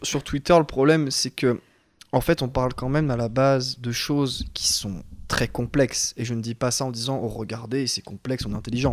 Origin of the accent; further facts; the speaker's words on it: France; on est français